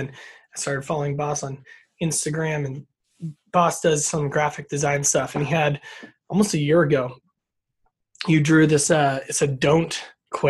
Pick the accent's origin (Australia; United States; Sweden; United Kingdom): United States; Sparks, Nevada; also born or lived in Biola University, California; I'm in a smaller suburb of Reno, but most people don't know where Sparks is. So I've been here my whole life.